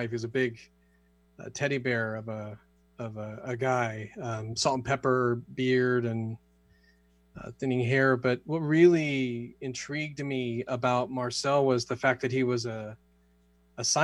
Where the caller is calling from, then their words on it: Sedona, Arizona, United States; I am joining you from uh, Sedona, Arizona.